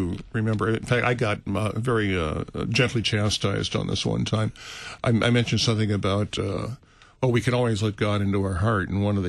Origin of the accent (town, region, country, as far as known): United States